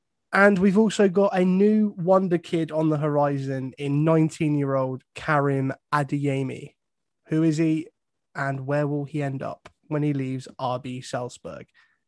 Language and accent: English; England, United Kingdom; Quintessentially British.